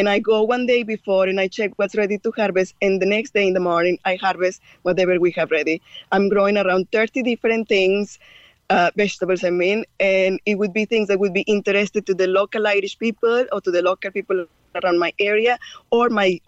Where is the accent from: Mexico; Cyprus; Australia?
Mexico; English is a second language; moved away as an adult; now in Cork, Ireland; I am Mexican born